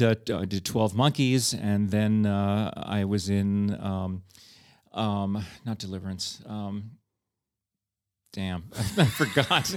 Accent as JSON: {"language": "English", "town": "New York City", "region": "New York", "country": "United States", "tie": "born or raised there", "moved": "as an adult", "lives_now": "Prague, Czech Republic", "said": "I grew up with as a New Yorker"}